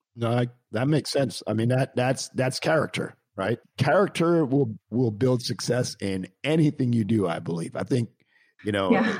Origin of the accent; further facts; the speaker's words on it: Montreal, Quebec, Canada; I'm actually Canadian myself, and I grew up in Montreal.